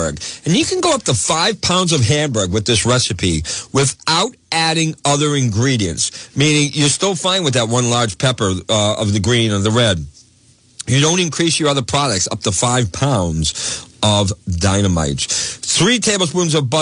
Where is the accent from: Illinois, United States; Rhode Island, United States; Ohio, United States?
Rhode Island, United States; Woonsocket; growing up in Woonsocket area